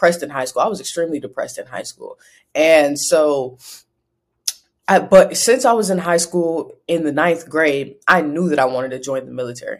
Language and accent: English; Ohio, United States; also born or lived in Highland Park, Michigan; I'm from Ohio, born and raised in Ohio. I was partially raised in Michigan as well, Highland Park, Michigan, that's near Detroit